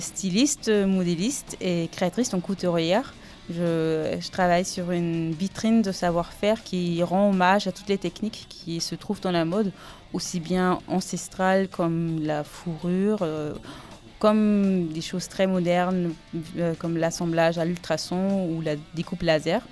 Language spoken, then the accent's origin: French; Salzburg, Austria; French is a second language; moved away as an adult; also born or lived in Aube, France; now in France; Je viens de, de Salzbourg.